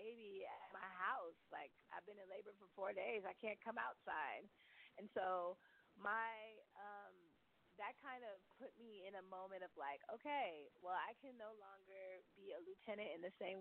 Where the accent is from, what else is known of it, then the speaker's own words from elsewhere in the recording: the Bay Area, California, United States; now in Brooklyn, United States; I didn't grow up in South Carolina, because I just visited and I grew up in the Bay